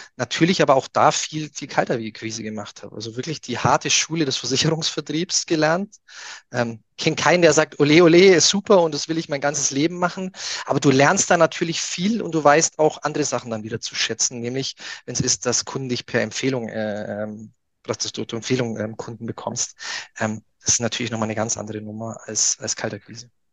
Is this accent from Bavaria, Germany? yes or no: yes; near Augsburg, Bavaria, Germany; ich komme ja aus, aus der Nähe von Augsburg